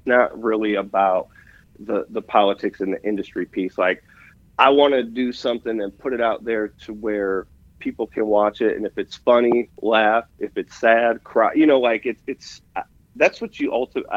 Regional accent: Wisconsin, United States; I'm from Wisconsin.

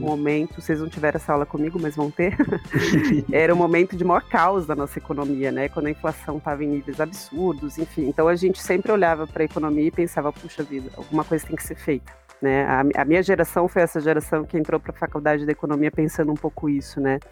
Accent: Analândia, São Paulo, Brazil; moved away as an adult; now in Curitiba, Brazil; E eu fiquei em Analândia até os 18 anos, né? Então, a minha infância e adolescência aí foi em Analândia

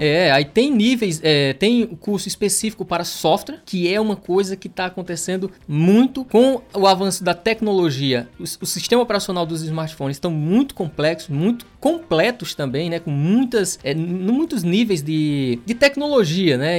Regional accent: Pernambuco, Brazil; eu sou de Pernambuco

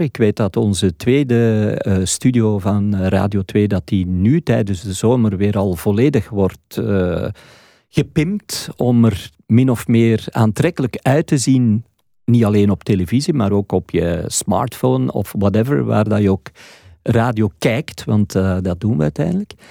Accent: Flanders, Belgium; hier bij ons in Vlaanderen

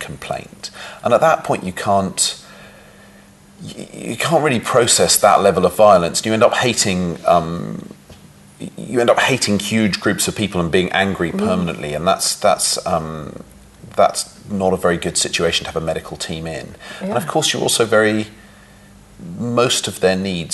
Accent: London, United Kingdom; moved away as an adult; now in New York, United States; I grew up in London and had a very nice, comfortable childhood

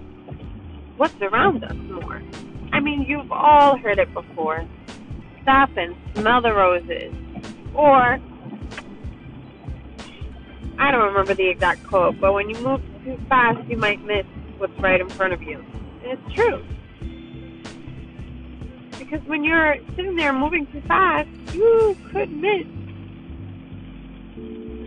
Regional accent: New York City, New York, United States; I was raised in New York City

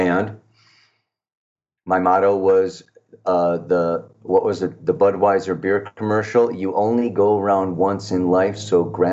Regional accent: Chicago, Illinois, United States; also born or lived in California / Hawaii; now in Costa Rica; born and raised in Chicago, moved to California, moved to Hawaii, moved to Costa Rica

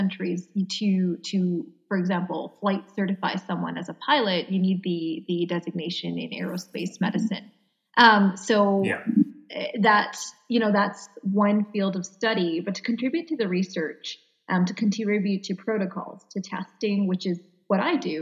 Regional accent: Canada; I'm Canadian

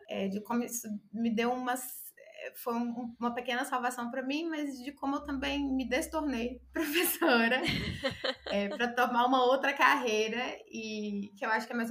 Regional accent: Conselheiro Pena, Minas Gerais, Brazil; eu sou de Conselheiro Pena, é bem, bem interior. E aí é a maior cidade aqui perto é Governador Valadares.

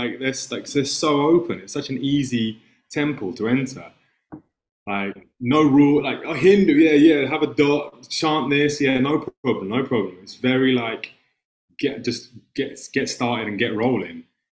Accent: England, United Kingdom; accent: English; like we have English accents, we grew up in England at this time.

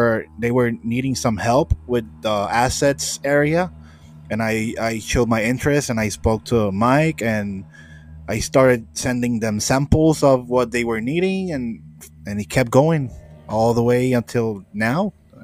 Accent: Puerto Rico; I'm from Puerto Rico

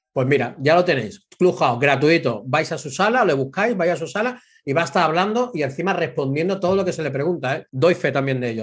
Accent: Spain; moved away; also born or lived in England

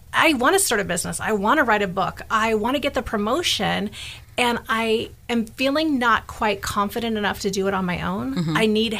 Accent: Bay Area, California, United States; also born or lived in Portland, Oregon; now in Sacramento, United States; I'll move to Sac for a year, get some contacts, and move back to the Bay Area where I'm from

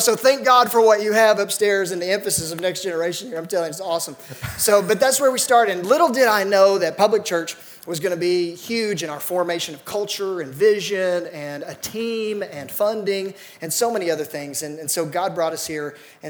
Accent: Athens, Tennessee, United States; also born or lived in Chattanooga, Tennessee; he knew I was from Athens

